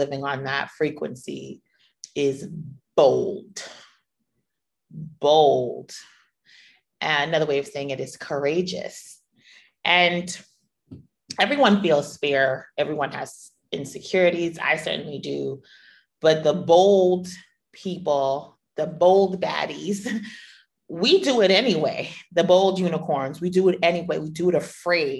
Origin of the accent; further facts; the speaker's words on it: New York, United States; moved away as an adult; being a New Yorker